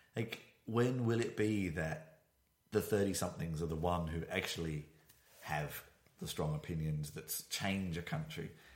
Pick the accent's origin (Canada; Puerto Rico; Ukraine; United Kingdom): United Kingdom; moved away as an adult; now in Berlin, Germany; I am a British citizen. I've not lived there for 10 years